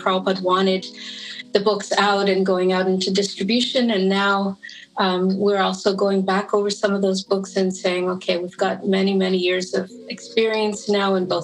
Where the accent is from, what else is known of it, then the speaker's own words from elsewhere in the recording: Toronto, Ontario, Canada; I'm from Toronto, and I joined there in 1975